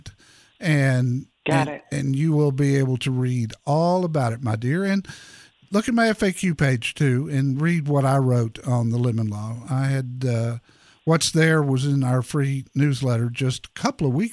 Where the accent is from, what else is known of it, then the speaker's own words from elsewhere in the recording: Arlington, Texas, United States; right here in my hometown